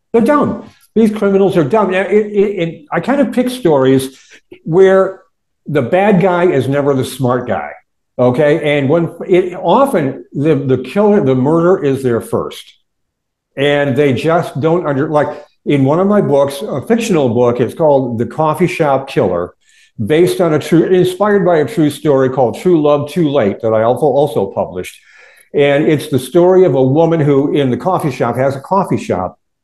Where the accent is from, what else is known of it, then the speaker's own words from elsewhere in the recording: Warren, Michigan, United States; I grew up in Warren, all right, right on the northern border of Detroit, Michigan